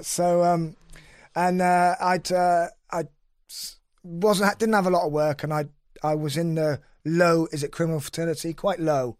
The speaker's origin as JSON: {"language": "English", "town": "Cheltenham", "region": "South West England", "country": "United Kingdom", "said": "I'm from Cheltenham"}